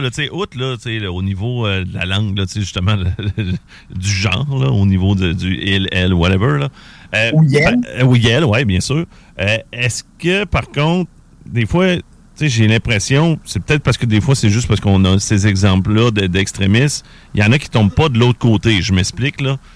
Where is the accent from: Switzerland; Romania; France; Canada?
Canada; Quebec City, Quebec; je venais de Québec